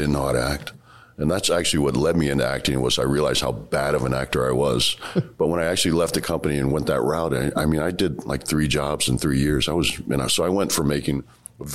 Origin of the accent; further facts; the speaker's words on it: Washington, District of Columbia, United States; also born or lived in San Francisco / Maryland; where I grew up in Southeast D.C. is great now.